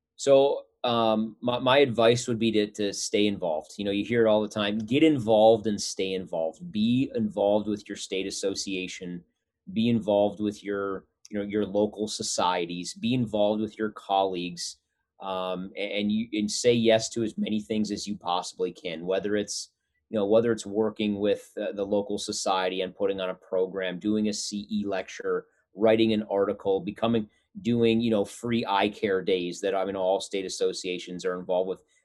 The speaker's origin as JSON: {"language": "English", "region": "North Dakota", "country": "United States", "tie": "born or raised there", "moved": "yes", "said": "We were both born and raised in North Dakota"}